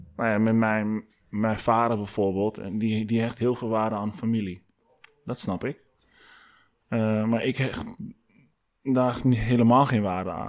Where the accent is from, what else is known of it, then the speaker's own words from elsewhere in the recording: Amsterdam, North Holland, Netherlands; kom ik uit Amsterdam